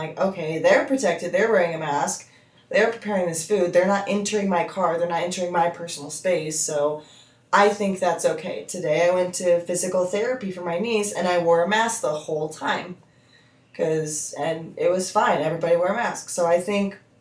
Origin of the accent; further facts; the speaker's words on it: United States; as an American